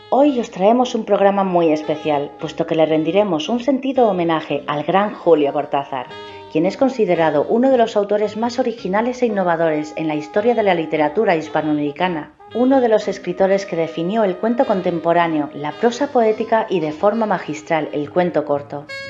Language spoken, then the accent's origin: Spanish; Spain; de España